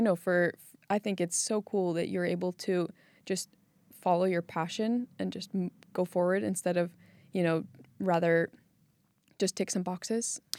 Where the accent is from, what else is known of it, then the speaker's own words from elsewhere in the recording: California, United States; moved away as an adult; now in Iceland; I was born and raised in California and moved to Iceland about four years ago